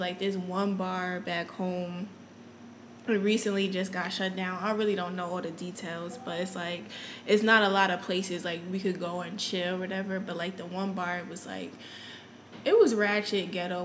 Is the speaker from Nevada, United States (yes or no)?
no; Connecticut, United States; moved away as an adult; now in Houston, United States; I'm originally from Connecticut